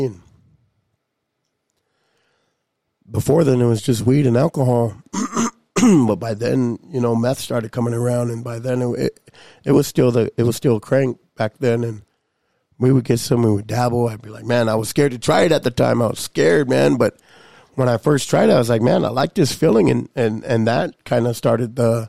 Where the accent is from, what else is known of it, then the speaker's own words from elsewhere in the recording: Lodge Grass, Montana, United States; growing up in Lodgegrass, you know, you don't really got a whole lot of things going on.